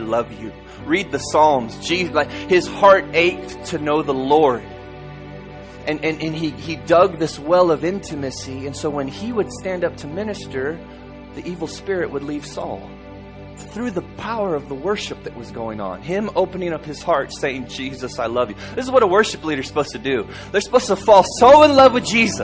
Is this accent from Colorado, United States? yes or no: no; Harlingen, Texas, United States; also born or lived in Tulsa, Oklahoma; our home state where we grew up, Harlingen, Texas